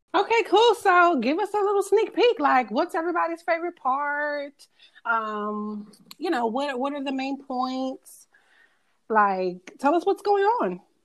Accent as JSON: {"language": "English", "town": "Atlanta", "region": "Georgia", "country": "United States", "said": "I'm from Atlanta"}